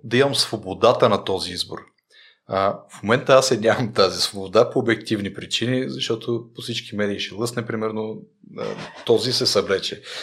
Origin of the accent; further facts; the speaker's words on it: Rhodope Mountains, Bulgaria; съм от Родопите